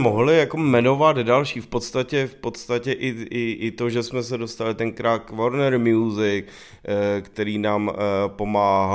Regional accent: Prague, Czechia; bydleli jsme vlastně naproti sobě v baráku a, eh, vyrůstali jsme na Praze deset, na sídlišti

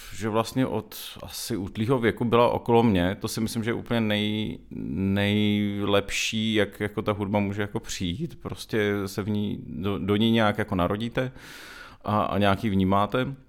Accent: Hradec Králové, Hradec Králové Region, Czechia; moved away as an adult; now in Prague, Czech Republic; jsem většinu svýho dětského a mládežnického života, asi tak bych řekl, strávil v Hradci Králové

